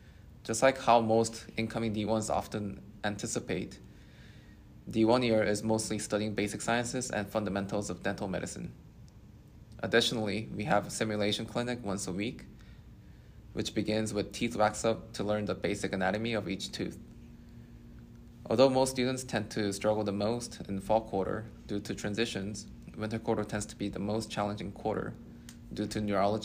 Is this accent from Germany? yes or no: no; Los Angeles, California, United States; moved away as an adult; now in Glendale, United States; I'm from Los Angeles, California, the best city in the country